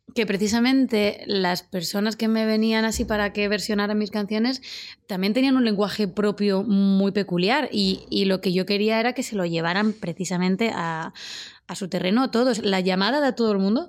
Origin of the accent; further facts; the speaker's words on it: Úbeda, Andalusia, Spain; moved away; nos vamos a mi pueblo